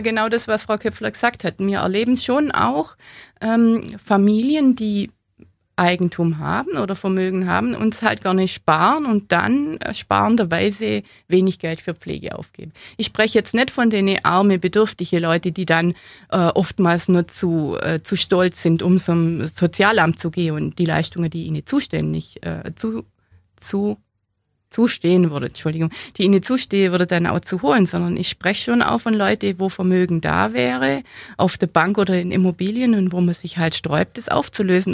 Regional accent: Allgäu, Bavaria, Germany; im Allgäu, da wo ich her bin, da hat man den Hof nicht hergeben

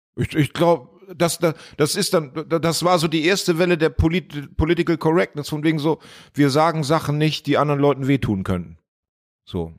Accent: Hemmoor, Lower Saxony, Germany; born or raised there; moved away

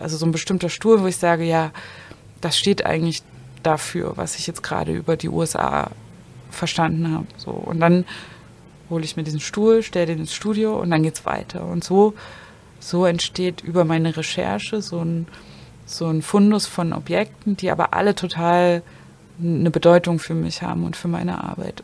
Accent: village near Zwickau, Saxony, Germany; moved away as an adult; also born or lived in Dresden; now in Berlin, Germany; ich bin ja auf dem Dorf aufgewachsen

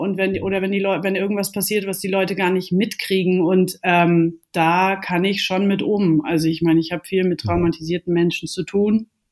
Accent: Baden-Württemberg, Germany; hier in Baden-Württemberg, wo ich herkomme

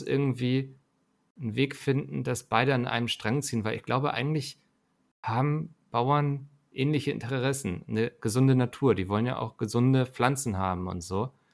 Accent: Northern Germany, Germany; ich als Norddeutscher

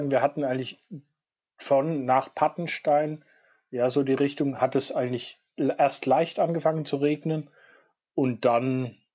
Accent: Bavaria, Germany; Und äh, ich komme ja aus dem Spessart gebürtig und da muss man natürlich sagen, die Straßen machen da unten schon Spaß zu fahren.

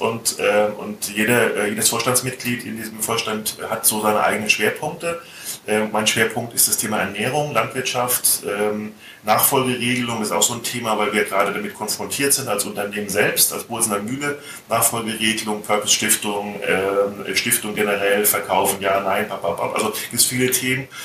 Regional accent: Hesse, Germany; Ich bin Hesse

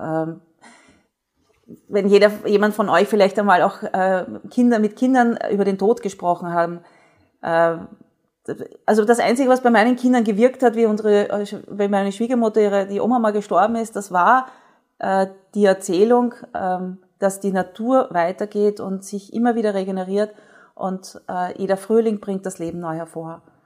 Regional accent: Austria; bei uns in Österreich

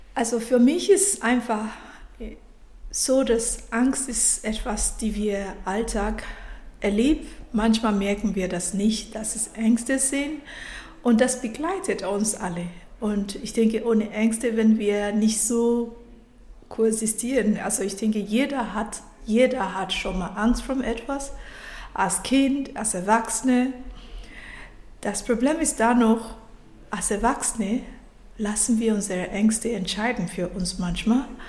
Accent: Nigeria; German is a second language; moved away as an adult; now in Germany; ich bin nicht aus Deutschland, ich bin ursprünglich aus Nigeria

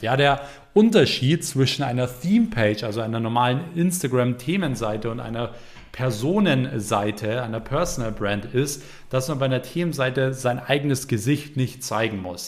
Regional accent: Germany; bei uns in Deutschland

